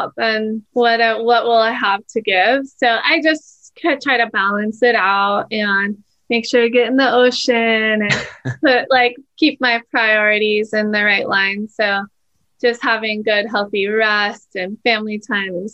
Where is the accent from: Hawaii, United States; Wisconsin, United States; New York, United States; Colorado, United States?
Hawaii, United States; born and raised in Hawaii, so it's a pretty special place.